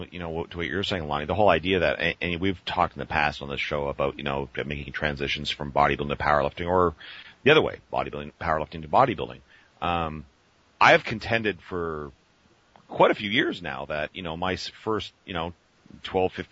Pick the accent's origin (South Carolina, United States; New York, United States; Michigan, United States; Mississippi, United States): New York, United States; Rochester; moved away as an adult; also born or lived in California; Uh, upstate New York, Rochester.